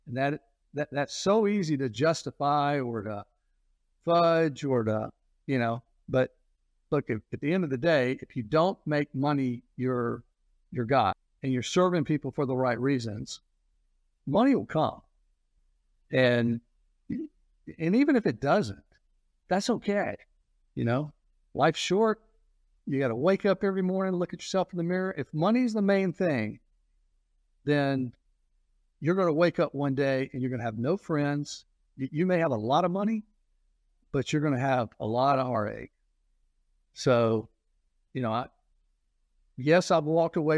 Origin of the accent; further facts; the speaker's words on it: Atlanta, Georgia, United States; I grew up in Atlanta